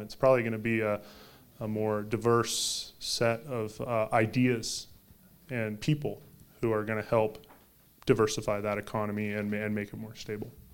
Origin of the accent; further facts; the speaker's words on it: the Northwest, Pacific Northwest, United States; moved away; I came from the Northwest